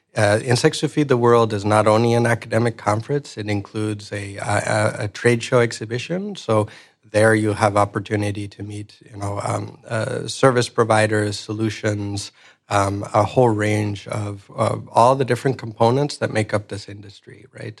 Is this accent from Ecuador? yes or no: yes; Ecuador; moved away; I'm originally from Ecuador. Um, I grew up in a, a rural area of Ecuador.